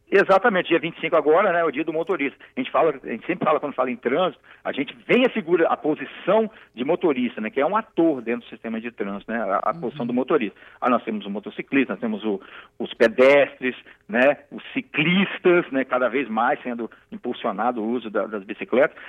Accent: Cariacica, Espírito Santo, Brazil; sou de Cariacica, né, Campo Grande

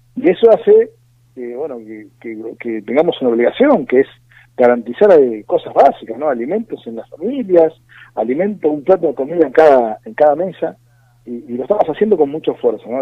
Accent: Argentina; nosotros como argentinos

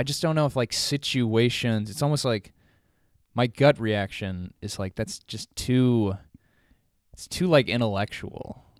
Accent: Joliet, Illinois, United States; I grew up in Joliet

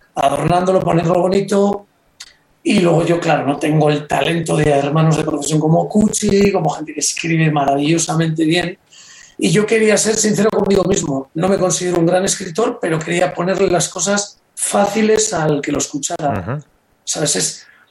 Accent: Reinosa, Cantabria, Spain; En un pueblo como Reynosa

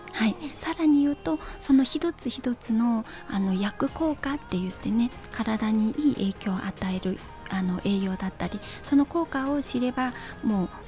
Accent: China; Japanese is a second language; moved away as an adult; also born or lived in Korea (ancestry); now in Japan; 中国の信陽っていうところで、はい生まれてで日本に来たのは

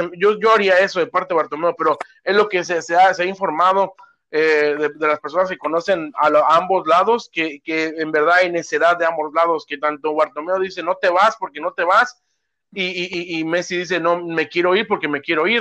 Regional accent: Mexico; now in United States

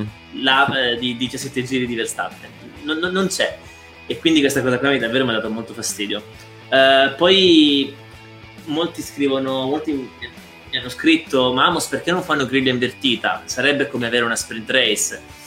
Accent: Belvedere Marittimo, Calabria, Italy; io sono calabrese

